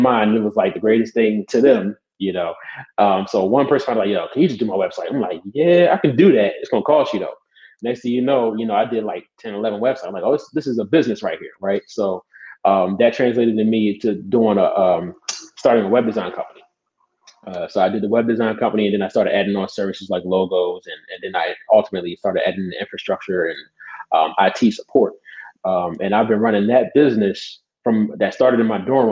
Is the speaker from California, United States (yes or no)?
no; Philadelphia, Pennsylvania, United States; I'm from Philadelphia, born and raised. I moved out of the city for the last part of high school, but I was here in Philly majority of my life